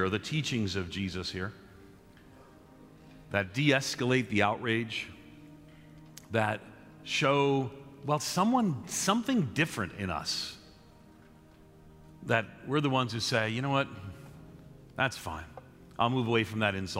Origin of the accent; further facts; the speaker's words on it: New York City, New York, United States; I grew up in New York City